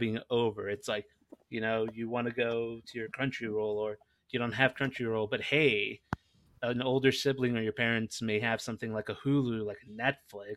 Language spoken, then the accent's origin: English; Los Angeles, California, United States; moved away; also born or lived in Nebraska; I grew up in Los Angeles